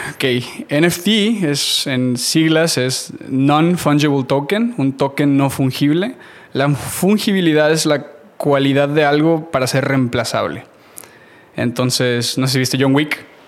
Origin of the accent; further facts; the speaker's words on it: Matamoros, Tamaulipas, Mexico; moved away as an adult; now in United States; nací en México, nací en Matamoros, Tamaulipas. A los 18 años me voy a vivir a Estados Unidos.